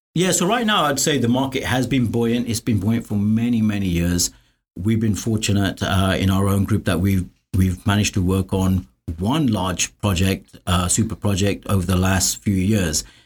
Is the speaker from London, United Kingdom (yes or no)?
yes; London, United Kingdom; moved away as an adult; I grew up in London